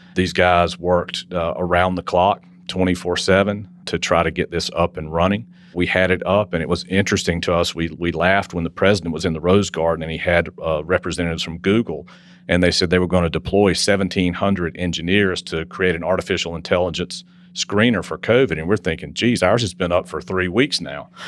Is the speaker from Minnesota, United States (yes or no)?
no; Wilson, North Carolina, United States; I grew up in Wilson, North Carolina.